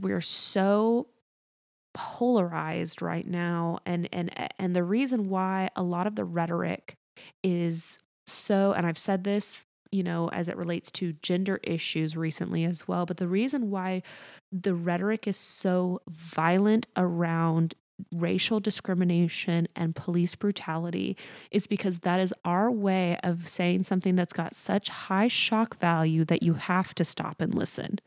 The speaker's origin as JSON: {"language": "English", "area": "near Waco", "region": "Texas", "country": "United States", "tie": "born or raised there", "said": "my hometown is twenty minutes from there."}